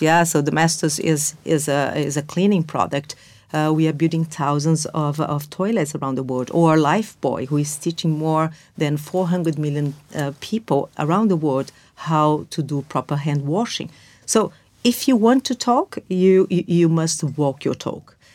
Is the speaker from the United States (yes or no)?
no; Brazil; moved away as an adult; now in London, United Kingdom; I was born and raised in Brazil